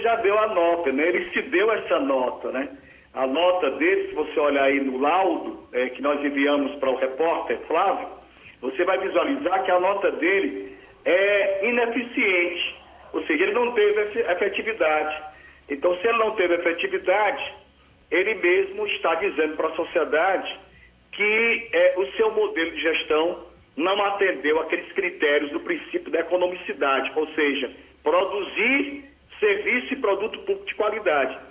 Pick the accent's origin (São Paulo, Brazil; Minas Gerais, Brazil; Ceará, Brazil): Ceará, Brazil; Ipu; Ipueiras é o município aqui vizinho do município de Ipu, a minha terra natal